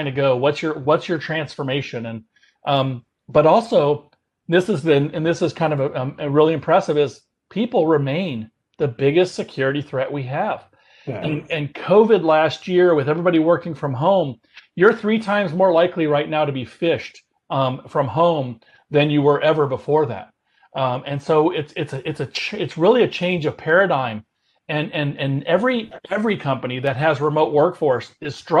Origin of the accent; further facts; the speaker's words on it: Houston, Texas, United States; moved away as an adult; I was from Houston.